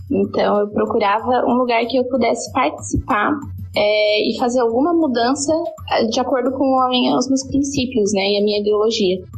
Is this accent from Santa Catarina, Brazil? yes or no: yes; Brusque, Santa Catarina, Brazil; eu sou de Brusque, em Santa Catarina